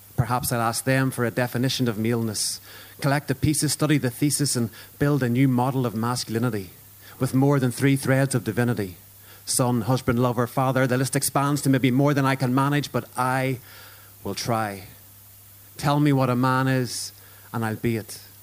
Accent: Ulster, Northern Ireland, United Kingdom; I'm Irish and an Ulsterman

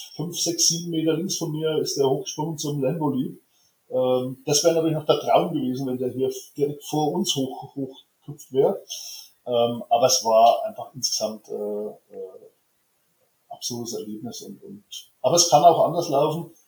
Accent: Germany; ich bin aus Deutschland

